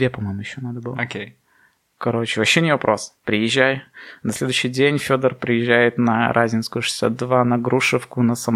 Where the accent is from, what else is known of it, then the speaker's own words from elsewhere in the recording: Belarus; у людей проснулся самосознание национальное, что да, мы белорусы.